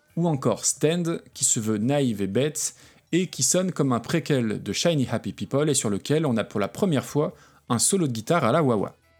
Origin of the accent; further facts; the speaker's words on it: France; en tant que Français pas forcément doué avec les langues